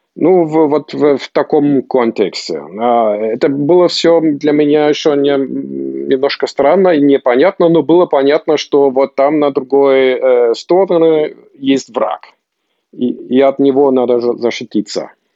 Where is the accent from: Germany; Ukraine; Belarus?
Germany; Potsdam, Brandenburg; also born or lived in Moscow, Russia / Volgograd, Russia; я жил в Потсдаме